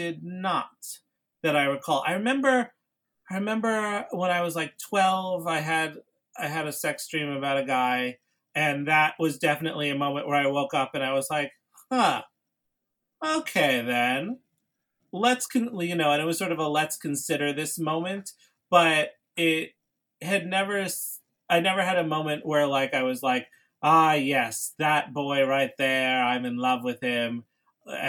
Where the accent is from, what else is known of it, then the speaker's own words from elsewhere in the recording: New York City, New York, United States; I grew up in New York City